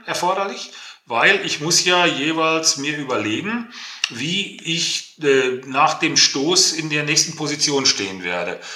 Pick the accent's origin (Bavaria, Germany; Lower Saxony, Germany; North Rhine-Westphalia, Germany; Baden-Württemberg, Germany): North Rhine-Westphalia, Germany; Herne; ich komme ja aus dem Ruhrgebiet, also mitten im Ruhrpott, ich bin gebürtiger Herner, wohne auch immer noch hier, bin in einer, bin in einer Bergmannskneipe groß geworden